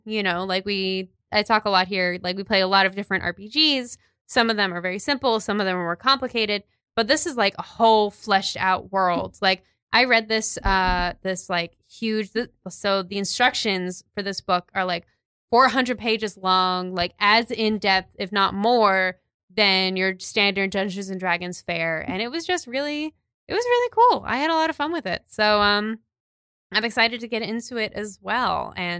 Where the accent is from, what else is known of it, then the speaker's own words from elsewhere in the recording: New York City, New York, United States; I was kind of becoming who I am as a New Yorker